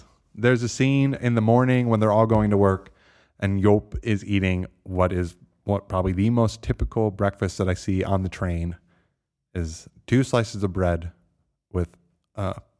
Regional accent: Chicago, Illinois, United States; also born or lived in Connecticut; you said you were from Chicago. I was like, yeah, but I was born in Connecticut.

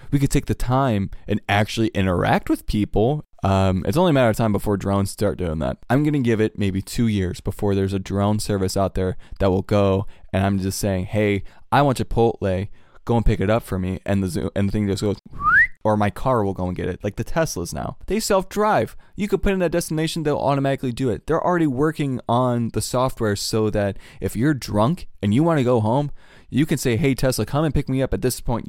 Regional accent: Cleveland, Ohio, United States; I'm from Cleveland

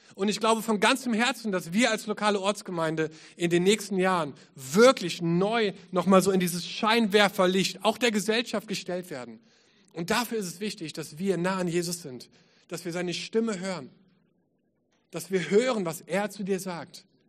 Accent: Düsseldorf, North Rhine-Westphalia, Germany; moved away as an adult; also born or lived in England; now in Cologne, Germany; Ich bin in Düsseldorf geboren

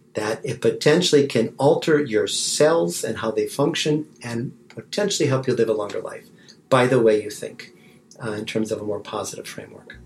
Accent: Wisconsin, United States; moved away as an adult; also born or lived in Kansas / Ann Arbor, Michigan / Atlanta, Georgia; now in Texas, United States; I was uh, born and raised in Wisconsin

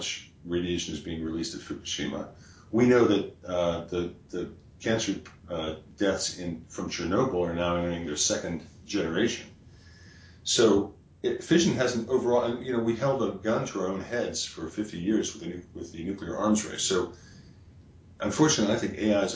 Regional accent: West Virginia, United States; I'm from West Virginia

